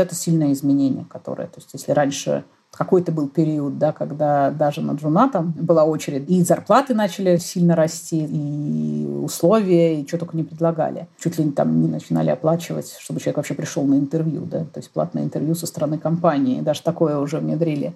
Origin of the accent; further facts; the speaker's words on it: Russia; я выросла в России